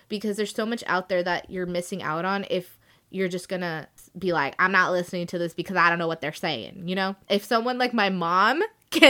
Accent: India; I am Indian, so I've been listening to a lot of Bollywood or like Indian music, Hindi music, Punjabi music for so long in my life

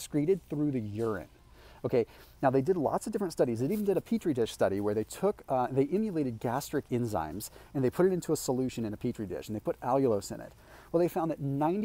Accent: Sonoma, California, United States; moved away; I'm originally from Sonoma

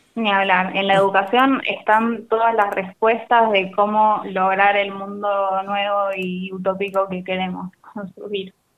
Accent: La Plata, Buenos Aires Province, Argentina; moved away as an adult; Yo soy de La Plata

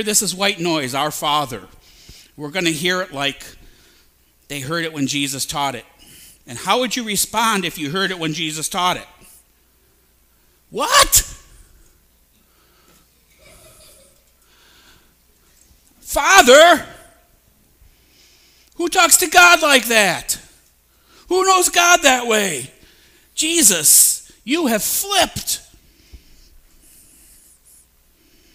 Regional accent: Maple Heights, Ohio, United States; I'm from Maple Heights. I'm from here

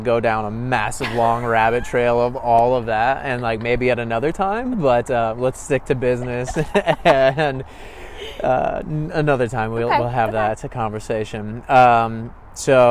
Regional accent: Midwest, United States; I'm born and raised in the Midwest

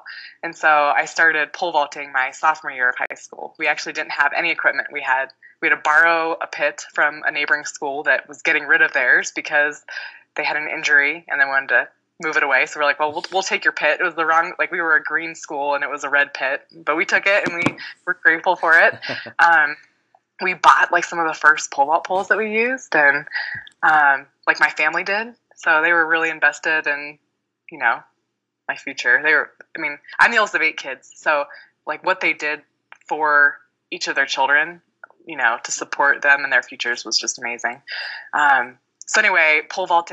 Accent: Cincinnati, Ohio, United States; moved away; I grew up in Cincinnati, Ohio

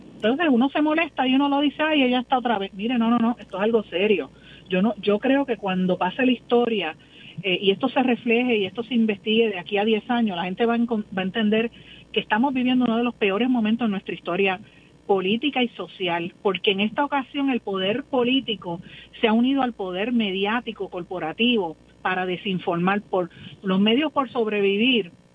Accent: Guaynabo, Puerto Rico; en mi pueblo de Guainabo

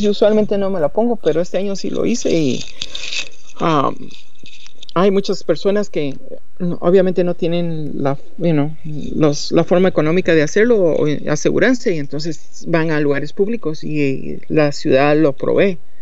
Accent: Guatemala; accent: guatemalteco; moved away; soy de Guatemala, va, de plano y siempre he hablado como guatemalteco

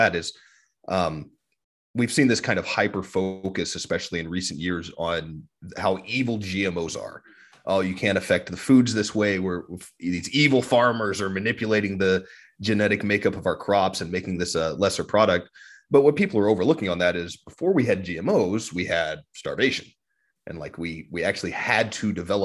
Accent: Ogallala Aquifer area, Great Plains, United States; Matthew and I grew up around the Ogallala Aquifer

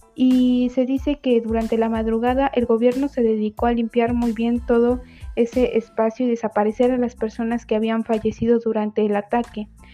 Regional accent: Mexico; nosotros como mexicanos

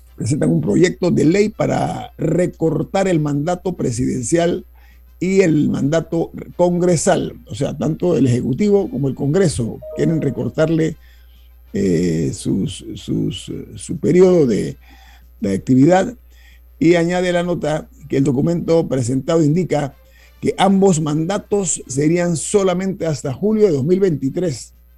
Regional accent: Panama; como panameño

